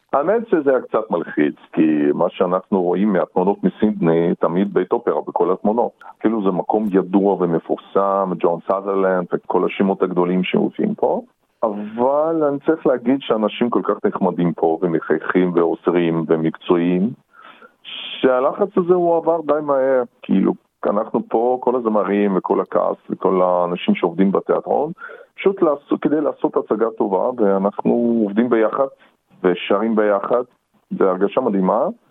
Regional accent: Perm, Perm Krai, Russia; moved away; also born or lived in Israel / Paris, France; נולדתי ברוסיה, בצפון רוסיה, בעיר פרם

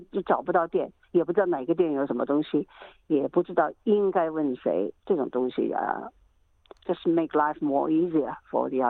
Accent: Shanghai, China; 嘿，我说我是上海人呢。他们不知道，一开始你不知道我上海人，我说我是上海人呢，怎么信不过了，对不对？

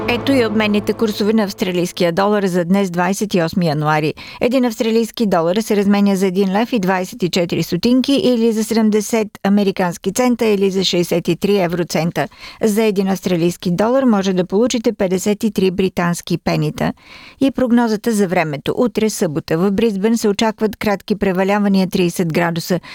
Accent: Bulgaria; като българин

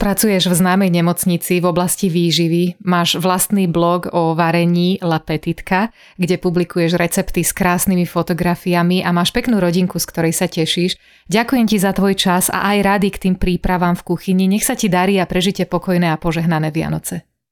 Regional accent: western Slovakia, Slovakia; ja som zo západu Slovenska

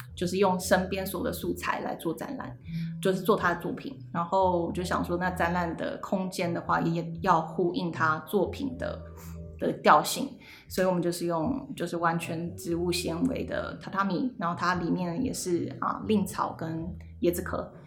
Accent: Taiwan; now in Sydney, Australia; 我是台湾人，呃，我是工业设计系毕业的，但是我十五，就是过去这十五年是做了很多不同设计相关的作品，就是室内空间、平面，然后还有自创品牌，然后现在就是无业游民

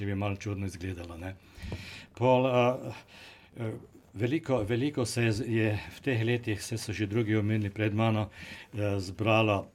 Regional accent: Slovenia; now in Australia; In že takrat smo imeli Slovenci več ali manj skoraj. Kar nekaj problemov z tem

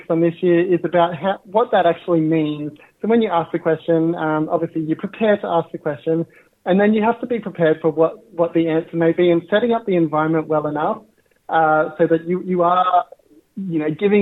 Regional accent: Katherine, Northern Territory, Australia; also born or lived in Narromine, New South Wales / Dubbo, New South Wales; I grew up in Katherine in the Northern Territory on Jarman land.

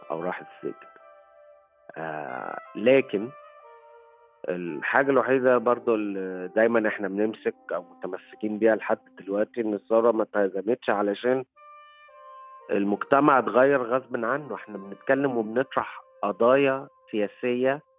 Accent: Egypt; لكن في الاخر هويتي انا مصري وافتخر يعني

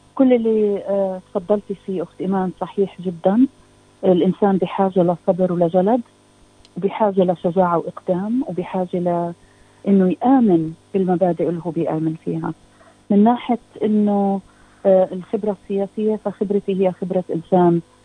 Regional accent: Palestine; now in Australia; كفلسطينيه استراليه

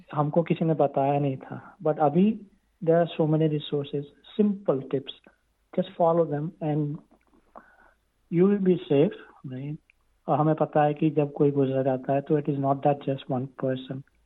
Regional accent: Gujarat, India; moved away as an adult; now in Australia; मैं गुजरात से आया था

